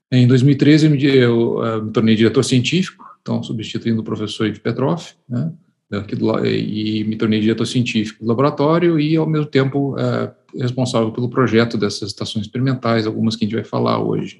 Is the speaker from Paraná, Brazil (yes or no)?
yes; Curitiba, Paraná, Brazil; moved away as an adult; also born or lived in United States; now in Campinas, Brazil; eu nasci em Curitiba, no Paraná. Eu vim para Campinas fazer a graduação em Física é, em 1990